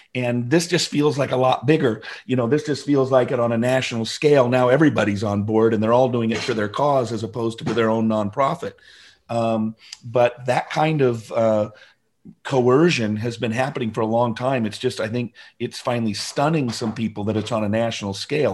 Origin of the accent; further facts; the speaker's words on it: Seattle, Washington, United States; moved away as an adult; I grew up in the Seattle area, first fifty years of my life in Seattle.